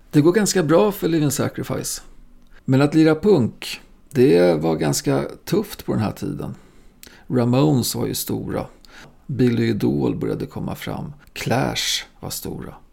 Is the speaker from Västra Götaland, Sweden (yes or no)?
no; Östersund, Jämtland, Sweden; Jag bodde ju vid den här tiden fortfarande ihop med morsan på Västmanagatan som vi flyttade till från Östersund.